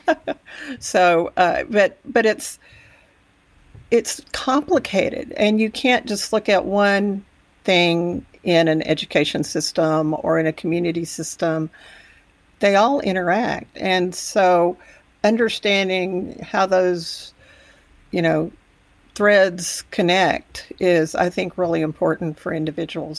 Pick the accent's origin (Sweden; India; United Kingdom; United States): United States; Texas Panhandle; also born or lived in Amarillo, Texas; I grew up in the Panhandle about an hour away, and, uh, I am very much a Texas girl